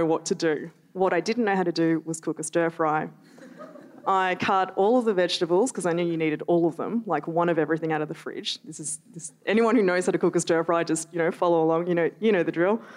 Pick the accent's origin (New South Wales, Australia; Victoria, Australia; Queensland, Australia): Victoria, Australia; Melbourne; I grew up in Melbourne